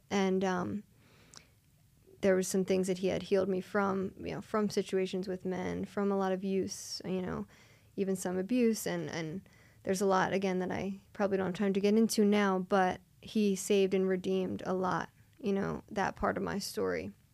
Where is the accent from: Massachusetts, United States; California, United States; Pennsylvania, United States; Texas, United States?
Pennsylvania, United States; Springfield; I grew up in Springfield, Delaware County